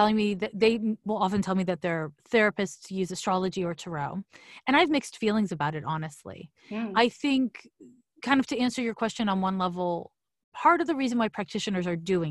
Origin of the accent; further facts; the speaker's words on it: Quebec, Canada; moved away as an adult; also born or lived in San Francisco; I'm from Quebec, so it's CEGEP